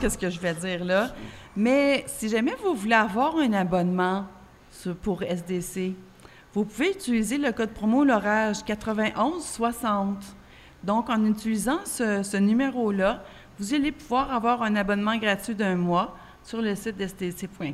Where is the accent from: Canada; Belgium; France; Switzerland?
Canada; Quebec; En tant que Québécoise